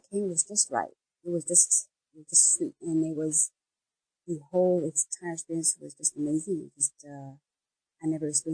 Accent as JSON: {"language": "English", "region": "California", "country": "United States", "tie": "born or raised there", "also_born_or_lived": "San Francisco", "said": "in my home state"}